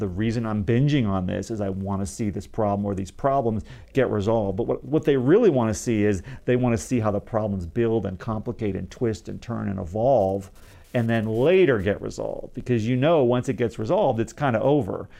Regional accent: Dayton, Ohio, United States; moved away as an adult; also born or lived in Los Angeles; from Dayton, Ohio, where I was from

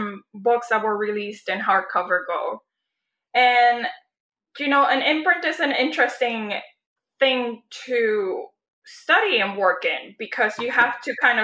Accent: Puerto Rico; moved away; I was born and raised in Puerto Rico

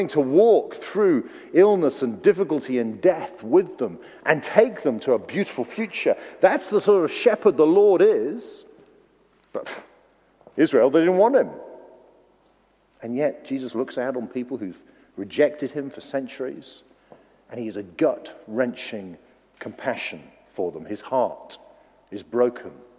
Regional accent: Wales, United Kingdom; moved away; Being a Welshman

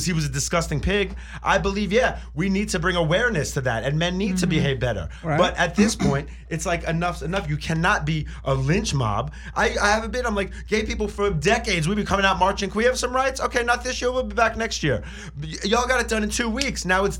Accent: New York, United States; I'm from New York.

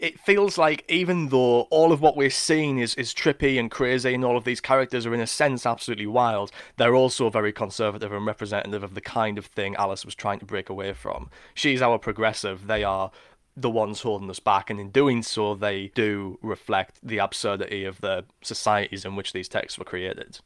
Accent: Sunderland, North East England, United Kingdom; inspired by the beaches of Whitburn and Seaburn, where I grew up.

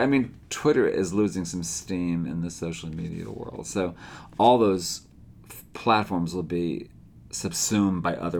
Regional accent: New York City, New York, United States; I am a New Yorker.

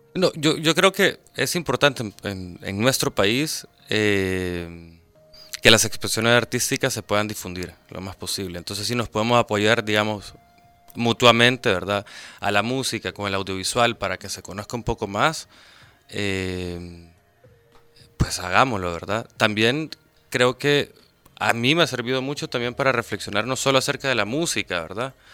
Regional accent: San Salvador, El Salvador; yo soy capitalino

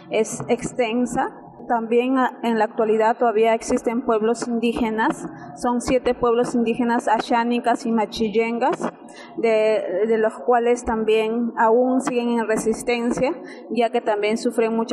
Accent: Pando, Bolivia; vengo de Bolivia, pertenezco a la nación Yaminagua, que está como a tres horas de la ciudad de Cobija.

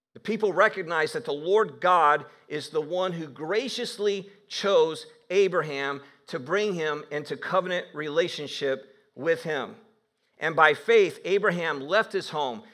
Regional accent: Northeast Ohio, United States; I did grow up in Northeast Ohio

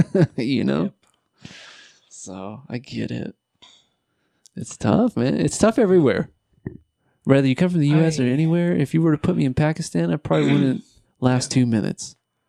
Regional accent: United States; I was born and raised in the United States.

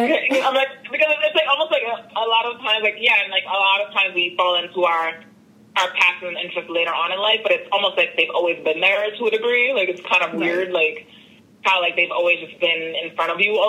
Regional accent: Brooklyn, New York, United States; And especially like in the saying, like growing up in Brooklyn and then playing tennis and just really navigating all of these different spaces, it just broadens your horizons

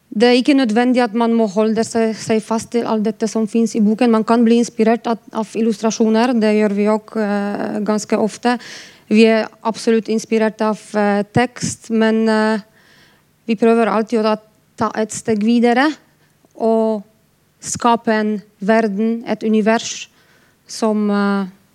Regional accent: Poland; now in Bergen, Norway; Jeg er polsk

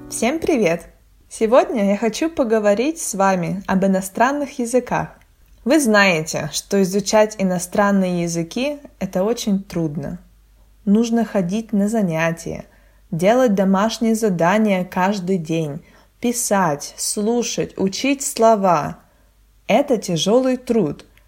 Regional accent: Russia; first language Russian; я не родилась в России и не говорила бы на русском языке с рождения

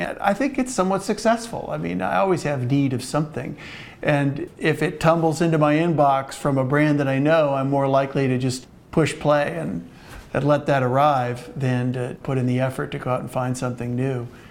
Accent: Cincinnati, Ohio, United States; also born or lived in Brooklyn Heights, New York; now in Brooklyn, United States; I'm from Cincinnati, Ohio, but I have lived in Brooklyn

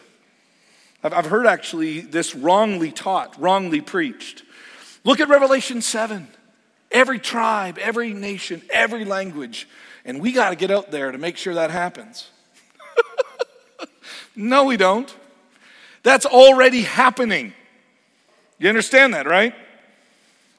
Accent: Canada; moved away as an adult; now in United States; As a Canadian

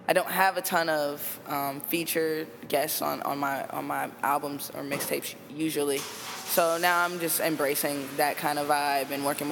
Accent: Chicago, Illinois, United States; I come from Inglewood, but I'm not a street rapper

